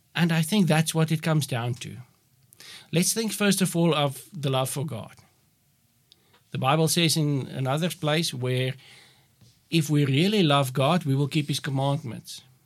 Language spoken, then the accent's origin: English; Northern Cape, South Africa; also born or lived in Kakamas; I'm from the Northern Cape, where the climate is much different from y-, what it is here in the Western Cape.